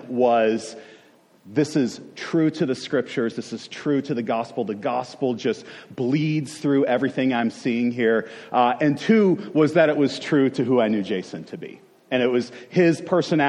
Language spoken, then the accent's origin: English; Western New York, United States; I am originally from Western New York